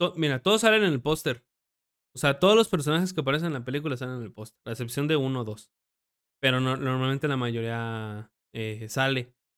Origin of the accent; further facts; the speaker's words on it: Mexico; tú siendo mexicano